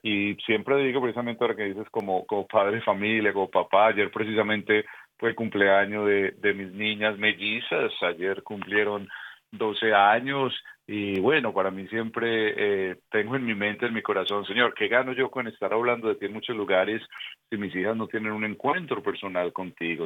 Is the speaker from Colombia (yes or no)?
yes; Medellín, Antioquia, Colombia; moved away; yo soy colombiano, en Medellín, Colombia